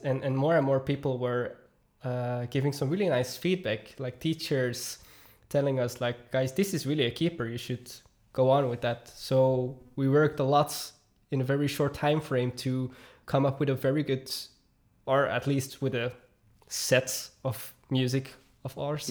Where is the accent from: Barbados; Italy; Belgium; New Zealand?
Belgium; also born or lived in Noorderwijk, Herentals; I'm from Belgium